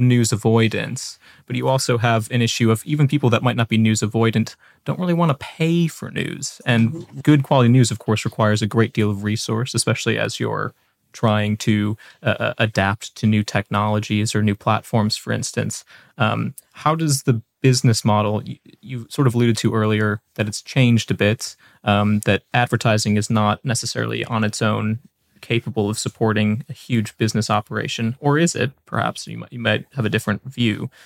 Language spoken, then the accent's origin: English; United States; now in United Kingdom; I'm an American